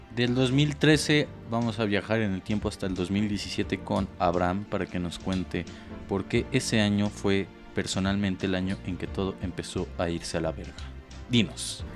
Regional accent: Mexico; para nosotros como mexicanos

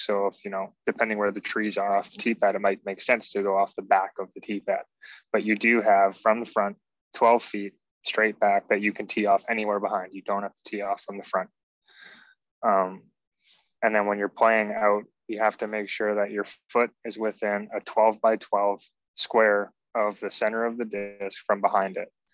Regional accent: Canada; we're from Canada

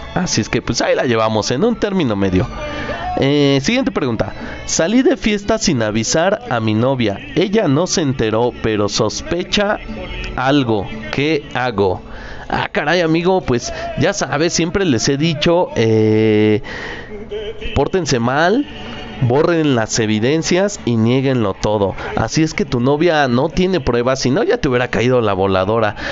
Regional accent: Mexico; lo que nos hace grandes como mexicanos. Y, estoy orgulloso de cómo mi pueblo, mis hermanos, mis compatriotas, hemos reaccionado

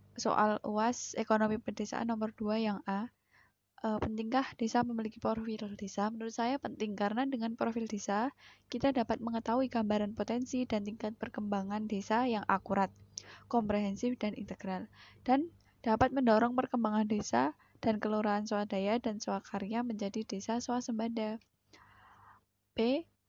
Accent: Sidoluhur, Indonesia; desa saya sendiri yaitu Sidoluhur

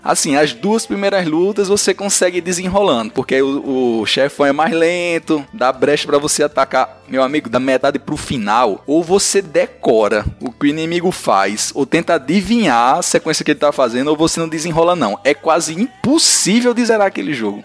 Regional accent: São José do Seridó, Rio Grande do Norte, Brazil; moved away; minha querida São José de Seridó, terra sofrida pelo sol, pela falta de chuva

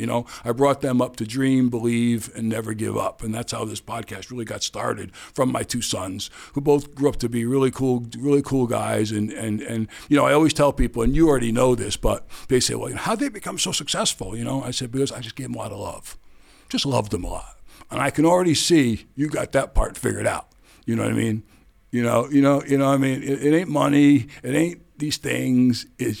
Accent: New York City, New York, United States; I grew up in the Bronx.

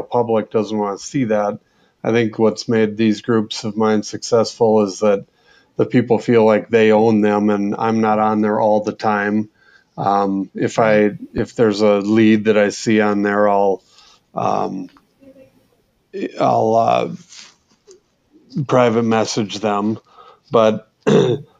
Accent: Minnesota, United States; also born or lived in Pennsylvania; now in Whitefish, United States; Well, I'm actually from Minnesota. I grew up there.

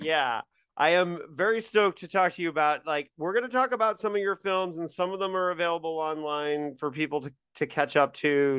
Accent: Indiana, United States

